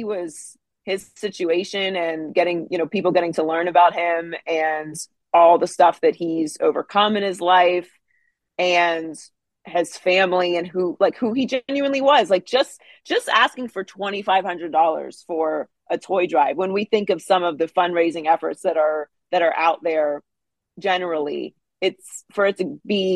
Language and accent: English; Pittsburgh, Pennsylvania, United States; I grew up in Pittsburgh